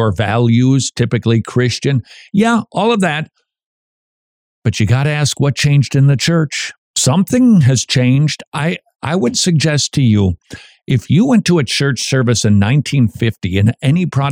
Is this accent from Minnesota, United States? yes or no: yes; Minnesota, United States; I'm from Minnesota